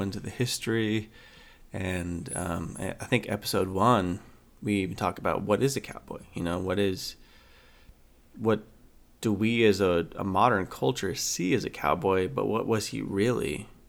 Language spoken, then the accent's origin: English; Idaho, United States; moved away as an adult; now in North Carolina, United States; I grew up in Idaho